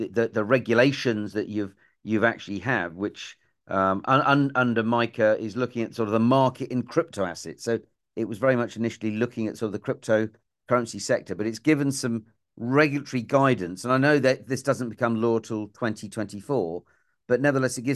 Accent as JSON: {"language": "English", "region": "England", "country": "United Kingdom", "said": "an Englishman."}